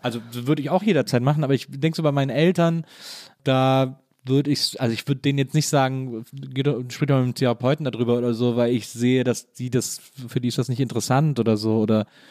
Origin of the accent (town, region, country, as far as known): Wesseling, North Rhine-Westphalia, Germany; born or raised there